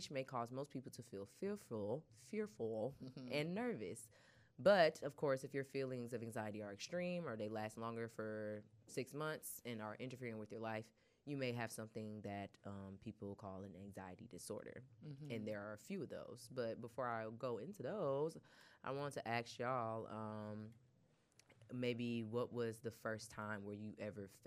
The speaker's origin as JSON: {"language": "English", "town": "Albany", "region": "Georgia", "country": "United States", "tie": "born or raised there", "said": "I was born in Phoebe Putney Hospital in Albany, Georgia"}